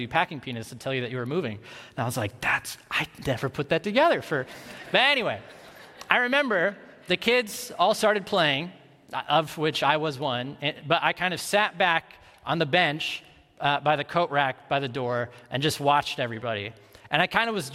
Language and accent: English; Ames, Iowa, United States; I grew up in Ames, Iowa, so a college town like Madison, but just like a lot smaller